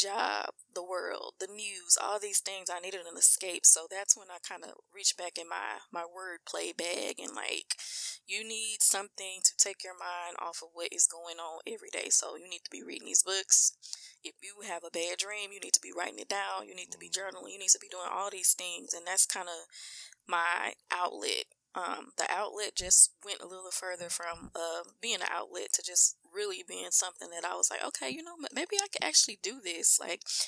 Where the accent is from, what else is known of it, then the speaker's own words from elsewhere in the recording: Mansfield, Louisiana, United States; we really from Mansfield